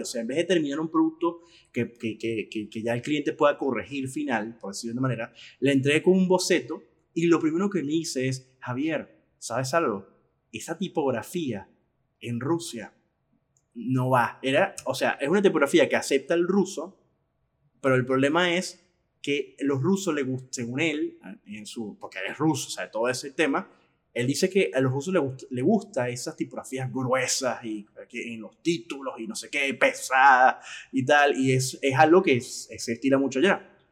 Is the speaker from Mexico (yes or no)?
no; Venezuela; yo como venezolano, por un problema que tiene mi país